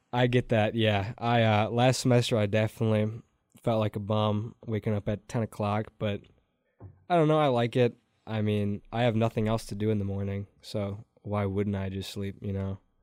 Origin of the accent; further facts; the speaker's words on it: Door County, Wisconsin, United States; also born or lived in Stoughton, Wisconsin; I am from Door County, Wisconsin.